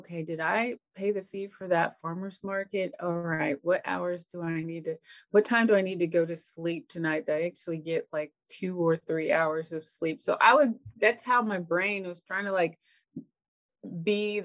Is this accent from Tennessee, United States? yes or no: yes; Tennessee, United States; I grew up in Tennessee, and I actually lived with my grandparents and my mom first.